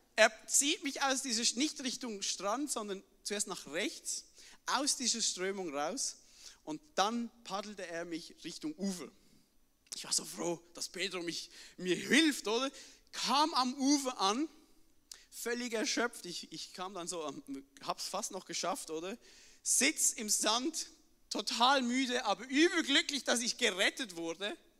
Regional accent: Switzerland; bei uns in der Schweiz muss man immer übersetzen

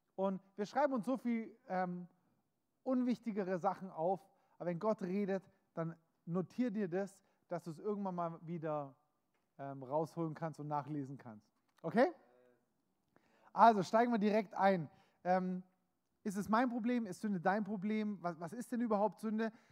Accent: Germany; bin Deutscher, habe einen deutschen Pass, das heißt, egal ob ich mich als Deutscher fühle oder nicht, ich bin Deutscher.

